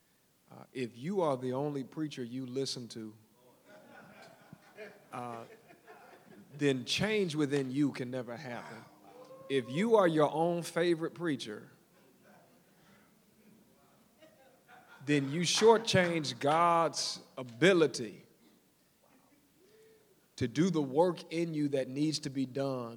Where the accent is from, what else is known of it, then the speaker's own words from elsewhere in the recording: Detroit, Michigan, United States; moved away; I'm from Motown